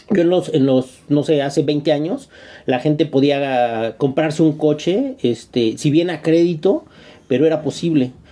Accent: Mexico; seguimos siendo mexicanos

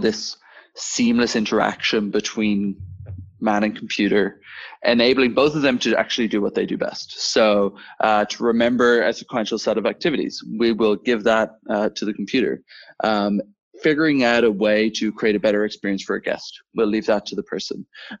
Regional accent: Dublin, Leinster, Ireland; moved away as an adult; now in Copenhagen, Denmark; I am Irish originally, born and bred in Dublin, now running a software company based out of Copenhagen

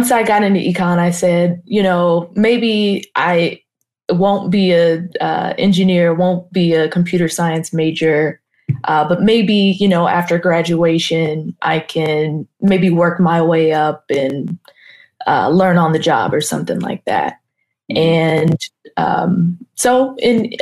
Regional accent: Carson, California, United States; Los Angeles, specifically Carson

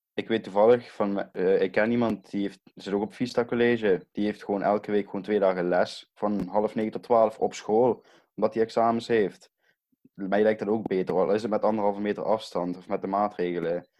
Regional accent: Brunssum, Limburg, Netherlands; ik kom uit Brunsum.

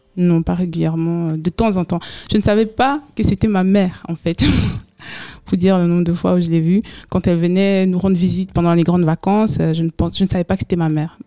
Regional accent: Bazou, West, Cameroon; moved away; also born or lived in Yaoundé, Cameroon; j'ai grandi à Bazou, donc au village, à l'ouest du Cameroun, et j'ai vécu deux ans à Yaoundé, la capitale du Cameroun

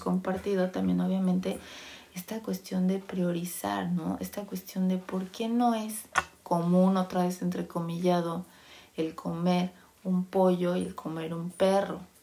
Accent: Mexico; moved away as an adult; nací en México

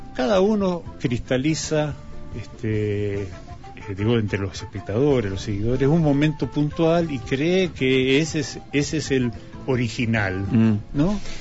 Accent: Mendoza, Argentina; Nací en Mendoza, este, mis padres eran porteños, ambos, Berta y Juan Alberto vinieron en el año 42 aquí a Mendoza

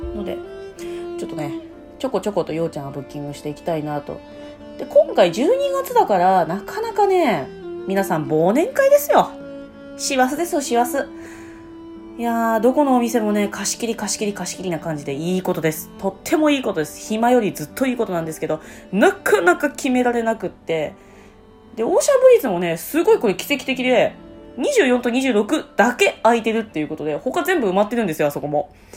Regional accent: Tochigi, Japan; moved away; 私の地元栃木県

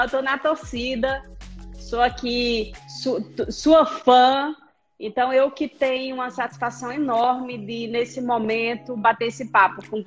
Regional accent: Itapajé, Ceará, Brazil; also born or lived in Rio Grande do Norte; eu devo dizer que eu sou cearense, porque pelo meu sotaque o povo pensa que eu sou intrusa, mas eu não sou forasteira. Eu sou cearense de Itapajé, mas eu morei muito tempo no Rio Grande do Norte.

